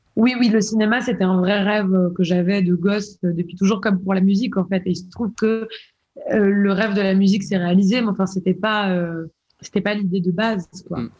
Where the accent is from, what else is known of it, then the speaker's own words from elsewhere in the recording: La Londe-les-Maures, Provence-Alpes-Côte d'Azur, France; also born or lived in Toulon; je suis née à, Toulon, j'ai grandi à La Londe